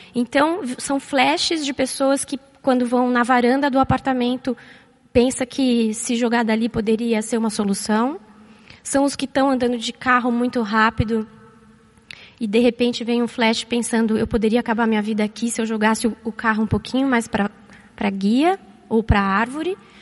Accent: São Paulo, Brazil; moved away as an adult; also born or lived in Florianópolis; eu nasci e cresci aqui em São Paulo

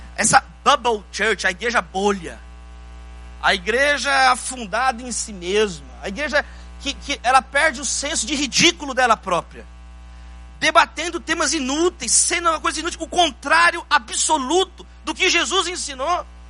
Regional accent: Brazil; Somos nós brasileiros

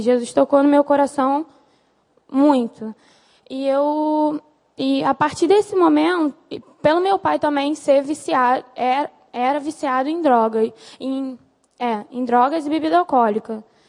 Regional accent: Nova Iguaçu, Rio de Janeiro, Brazil; E minha família ficou toda em Nova Iguaçu, onde eu sempre morei

